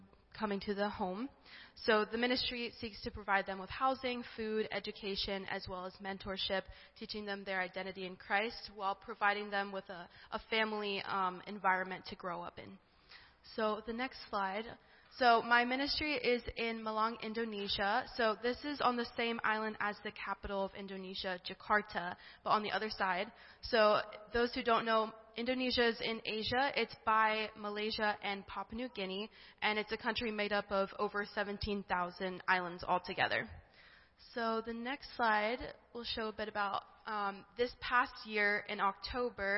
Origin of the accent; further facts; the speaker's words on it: Delaware, United States; I am from Delaware.